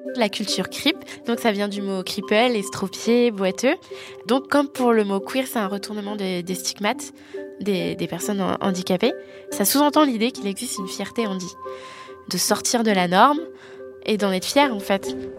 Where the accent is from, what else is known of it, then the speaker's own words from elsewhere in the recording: Brest, Brittany, France; j'ai grandi à Brest